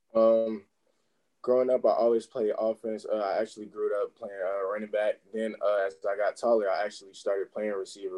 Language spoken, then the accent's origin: English; Charlotte, North Carolina, United States; I'm from Charlotte, North Carolina, uh, here in the United States.